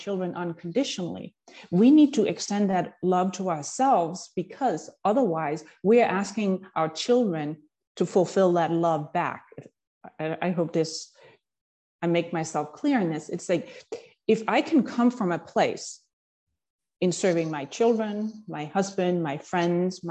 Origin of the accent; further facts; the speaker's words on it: Denmark; moved away as an adult; now in United States; I grew up in Denmark and started out a typical corporate career in finance. And then when I moved to the US in my late 20s